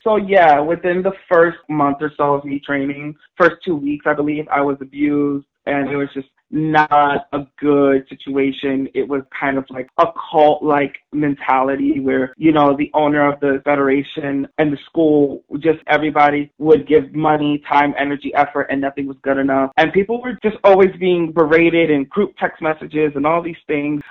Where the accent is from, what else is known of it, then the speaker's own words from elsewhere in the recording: New York City, New York, United States; I grew up in the South Bronx in New York City at the Claremont Project in Morrisania section of the Bronx